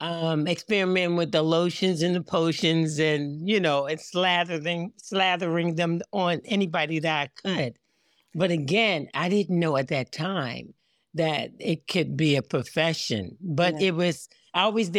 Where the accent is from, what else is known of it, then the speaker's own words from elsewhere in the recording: Baltimore, Maryland, United States; I grew up in Baltimore, nice. Maryland. I live outside of Baltimore now in Owings Mills, Maryland, you know, in the county outside. But this is my home.